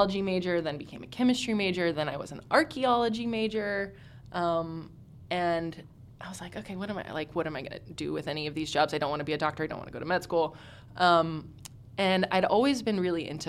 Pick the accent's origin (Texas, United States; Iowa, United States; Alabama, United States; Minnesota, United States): Texas, United States; Houston; I'm from Houston, Texas, born and raised